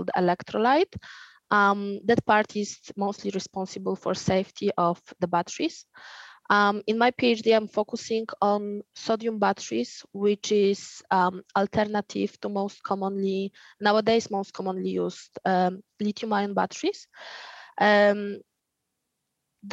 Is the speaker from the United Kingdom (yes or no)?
no; Poland; moved away as an adult; also born or lived in Warsaw, Poland / France; now in Australia; my hometown is around 200 kilometers from Warsaw, but I was studying and living in Warsaw.